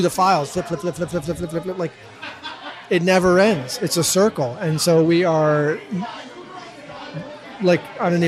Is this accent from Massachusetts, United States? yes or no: yes; Newton, Massachusetts, United States; I grew up in Newton outside Boston, and the tea was a big part of my life